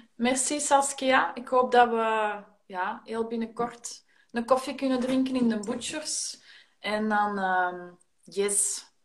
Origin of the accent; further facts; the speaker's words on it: Antwerp, Flanders, Belgium; wij in Ekeren, wij, wij zijn ook van Antwerpen